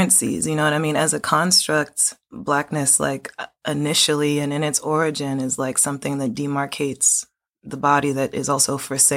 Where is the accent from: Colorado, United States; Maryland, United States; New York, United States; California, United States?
Maryland, United States; Baltimore; also born or lived in Park Heights, Baltimore / Randallstown, Maryland; I'm from Baltimore, Maryland.